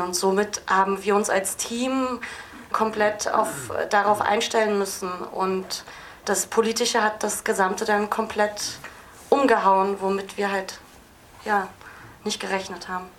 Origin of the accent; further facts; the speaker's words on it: Berlin, Germany; ich bin Berlinerin